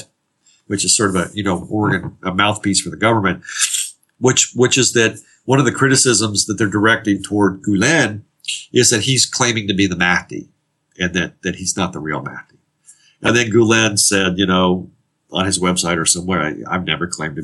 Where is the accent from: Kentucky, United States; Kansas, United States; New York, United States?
Kentucky, United States; Northern; now in Atlanta, United States; I live in Atlanta, but I'm originally from Northern Kentucky and not far from where my mom lives in Northern Kentucky, just south of Cincinnati